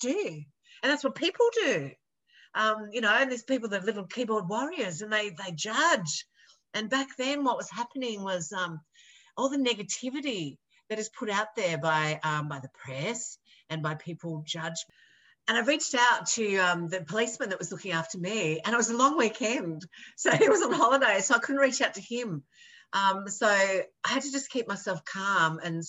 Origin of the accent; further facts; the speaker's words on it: Australia; I'm an Australian television makeup artist